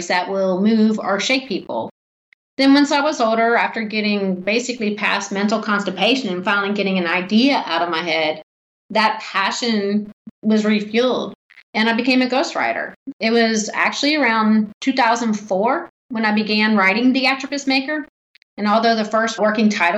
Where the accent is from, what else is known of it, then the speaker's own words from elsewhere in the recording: Martinsburg, West Virginia, United States; also born or lived in Washington, D.C.; my hometown, Martinsburg, West Virginia